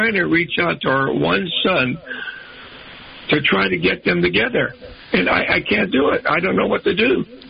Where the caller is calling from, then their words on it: San Diego, California, United States; I'm calling early from San Diego